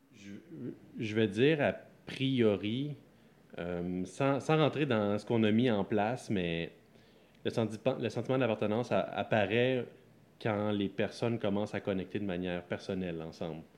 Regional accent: Sorel-Tracy, Quebec, Canada; moved away as an adult; now in Laval, Canada; moi, c'est pas de la Naudière que je viens. Je viens de la banlieue de Sorel. Donc, je, je, grandis dans un fond d'un rang. je suis Lavallois depuis sept ans

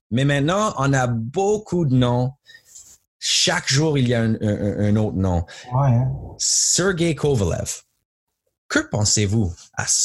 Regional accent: Montreal, Quebec, Canada; moved away as an adult; j'étais né à Montréal, j'étais là jusqu'à l'âge de 32.

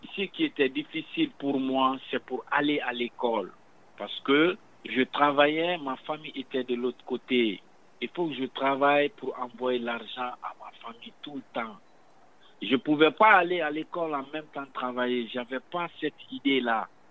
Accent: Guinea; moved away as an adult; also born or lived in Quebec; now in Montreal, Canada; Je viens de la Guinée-Conakry, Afrique de l'Ouest

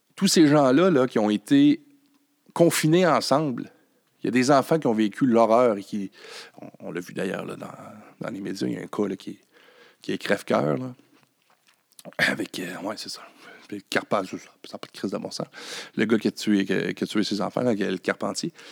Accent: Quebec, Canada; de chez nous au Québec

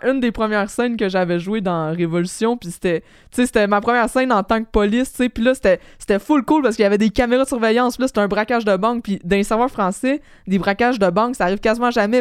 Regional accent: Quebec, Canada; en tant que Québécois

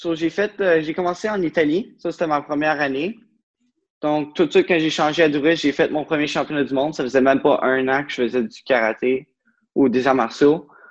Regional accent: Beauce, Quebec, Canada; moved away as an adult; now in Ottawa, Canada; je viens de la Beauce. Puis maintenant, je reste à Ottawa depuis 10-11 ans

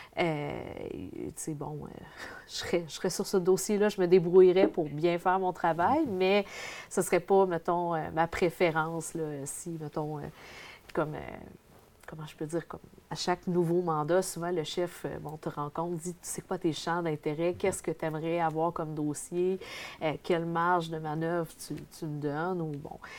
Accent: Dupuy, Quebec, Canada; je viens de l'Abitibi-Témiscamingue, je reste dans un petit village de Dupuis

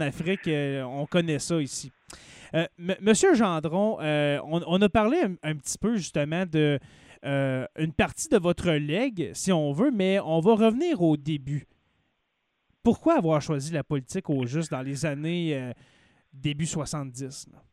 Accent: Abitibi-Témiscamingue, Quebec, Canada; je suis natif de l'Abitibi-Témiscamingue. Je, demeure en ce moment au Témiscamingue

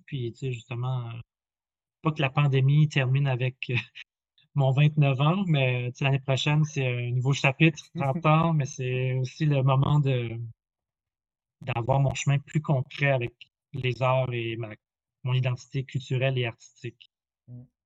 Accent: New Brunswick, Canada; moved away as an adult; also born or lived in Quebec City; je viens du Nouveau-Brunswick. Donc, je viens de la première nation malécite du Madawaska

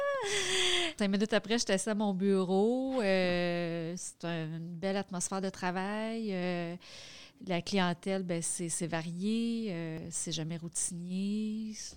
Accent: Quebec, Canada; travailler dans ma région, ma région natale

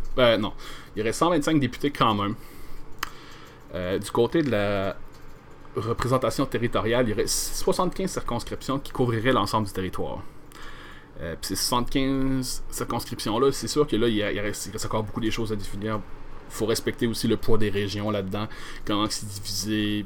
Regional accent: Gaspé, Quebec, Canada; moved away as an adult; now in Quebec City, Canada; je suis gaspésien d'origine. Vécu là une vingtaine d'années avant de déménager à Québec

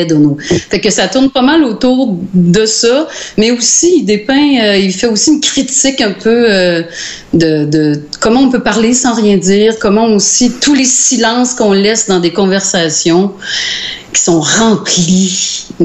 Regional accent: Sainte-Sophie, Quebec, Canada; …, puis je viens de Sainte-Sophie.

